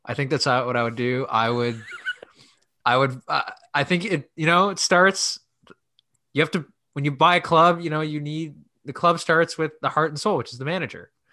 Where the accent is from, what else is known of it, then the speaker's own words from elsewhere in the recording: Canada; we're in Canada, we're Canadian